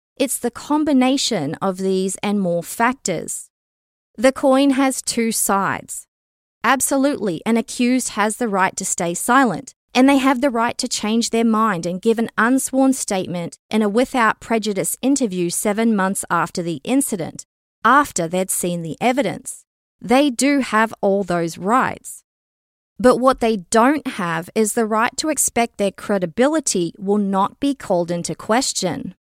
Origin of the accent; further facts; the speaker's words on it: Canada; a Canadian citizen